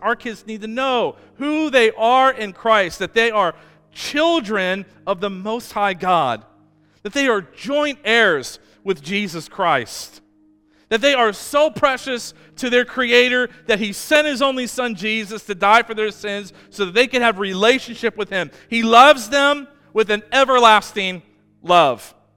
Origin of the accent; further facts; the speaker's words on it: Amish country in Ohio, United States; I grew up in Amish country in Ohio